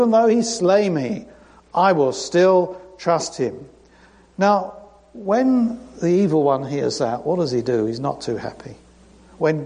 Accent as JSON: {"language": "English", "country": "United Kingdom", "moved": "yes", "said": "I'm British"}